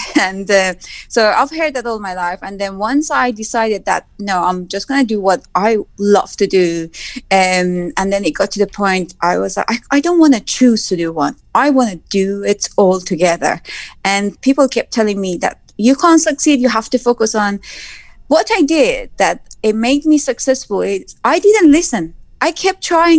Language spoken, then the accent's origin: English; Tabriz, East Azerbaijan, Iran; English is a second language; moved away as an adult; also born or lived in Mashhad; now in United Kingdom; I was born in Tabriz and raised in Tabriz and then moved to Mashhad